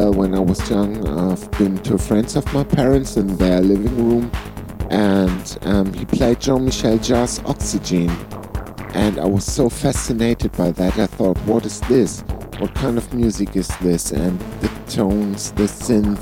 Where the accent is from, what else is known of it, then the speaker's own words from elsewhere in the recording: Flensburg, Schleswig-Holstein, Germany; so I was singing two bands here in my hometown Flensburg.